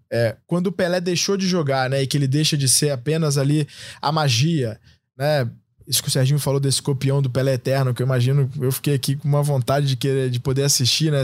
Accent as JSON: {"language": "Portuguese", "country": "Brazil", "also_born_or_lived": "Russia"}